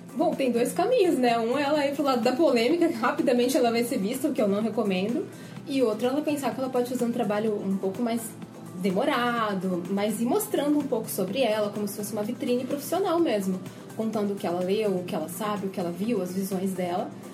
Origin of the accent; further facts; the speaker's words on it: Bauru, São Paulo, Brazil; accent: caipira; Eu sou de Bauru, São Paulo.